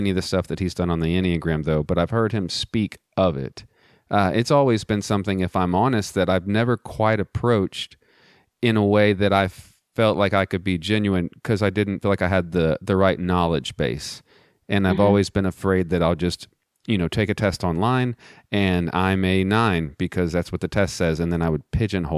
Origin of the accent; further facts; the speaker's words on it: Greenwood, Texas, United States; moved away; I'm also from West Texas myself.